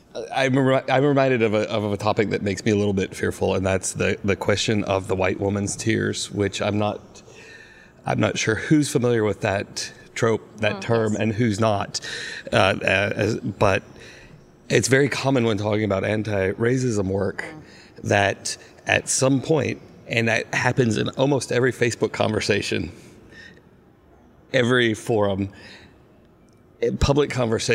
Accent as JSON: {"language": "English", "region": "the South", "country": "United States", "tie": "born or raised there", "said": "I grew up in the South"}